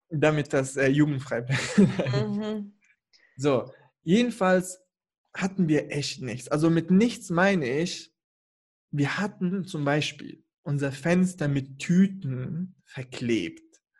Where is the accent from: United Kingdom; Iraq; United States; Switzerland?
Iraq; Kurdistan Region; Nee, ehrlich, also ich komme ja aus dem Irak, aus dem Norden, also da, mhm. wo die Kurden leben.